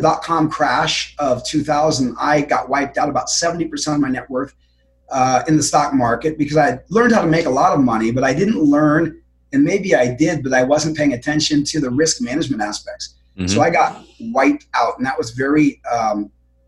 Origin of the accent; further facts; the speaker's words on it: Denver, Colorado, United States; moved away as an adult; now in Florida, United States; Denver, Colorado.